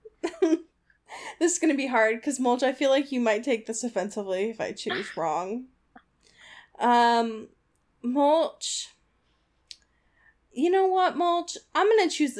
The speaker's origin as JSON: {"language": "English", "region": "Oregon", "country": "United States", "tie": "born or raised there", "said": "my home state of Oregon"}